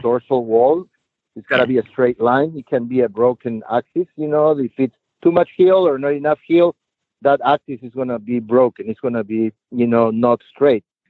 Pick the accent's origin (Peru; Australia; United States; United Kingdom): Peru; Lima; I was born and raised in Lima, Peru